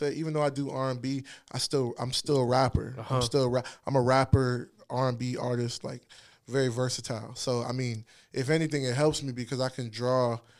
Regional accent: Ghana; I pull from the church, you know. I pull from my roots, you know, being Ghanaian.

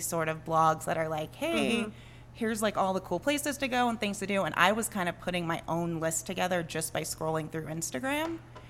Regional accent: Arlington, Texas, United States; also born or lived in San Antonio, Texas; now in El Paso, United States; So I'm from Arlington, okay. Which is up by Dallas. We moved from San Antonio, though.

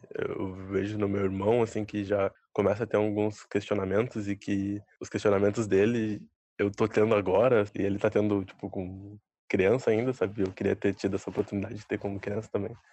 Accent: Bagé, Rio Grande do Sul, Brazil; now in Porto Alegre, Brazil; Eu sou natural de Bagé, né? Daí quando eu me mudei aqui para Porto

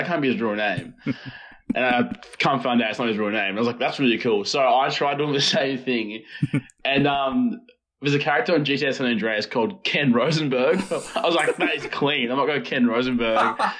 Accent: Launceston, Tasmania, Australia; moved away as an adult; also born or lived in Egypt; now in Melbourne, Australia; So I moved to Australia in 2003 with my family, and then we moved to Launceston and stayed there and grew up there.

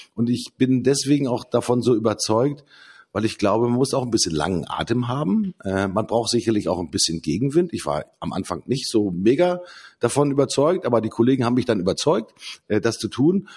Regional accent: Hamburg, Germany; bei uns in Hamburg

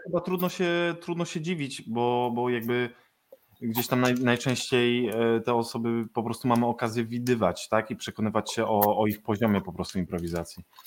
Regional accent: Wrocław, Lower Silesian Voivodeship, Poland; jestem z Wrocławia i improwizuję we Wrocławiu

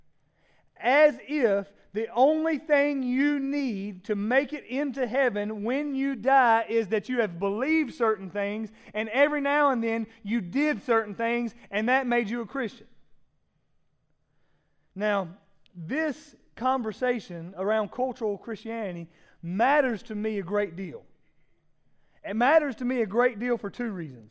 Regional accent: Laurens, South Carolina, United States; born or raised there; moved away

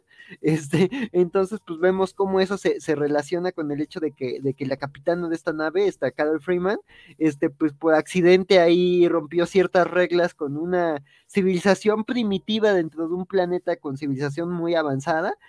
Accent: Mexico; como mexicano

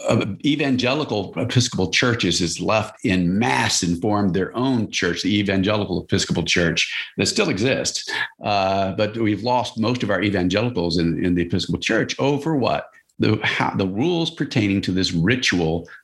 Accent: Louisiana, United States; where I grew up in Louisiana.

